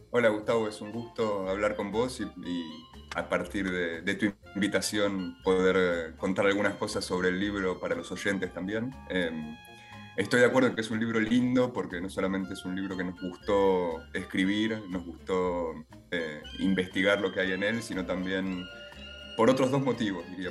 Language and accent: Spanish; Buenos Aires, Argentina; tanto de niño acá en Buenos Aires